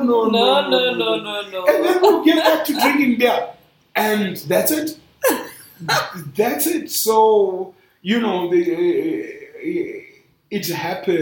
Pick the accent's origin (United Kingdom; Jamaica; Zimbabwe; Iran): Zimbabwe; moved away